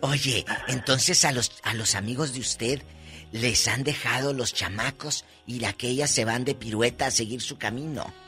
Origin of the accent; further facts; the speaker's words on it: Matamoros, Tamaulipas, Mexico; allá en mi tierra, en Matamoros